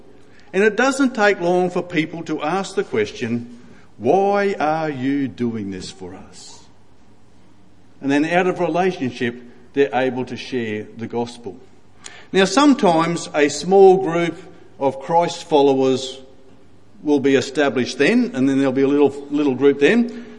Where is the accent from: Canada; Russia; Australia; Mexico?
Australia; Ipswich, Queensland; Now, I can say that I was born in Ipswich, so I grew up in Ipswich, so I know about Ipswich.